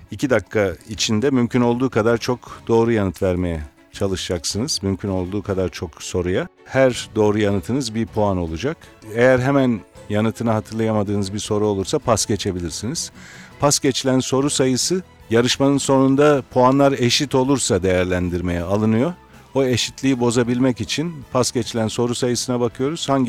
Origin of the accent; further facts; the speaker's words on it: Trabzon, Turkey; now in Istanbul, Turkey; Değilim ben Trabzonluyum.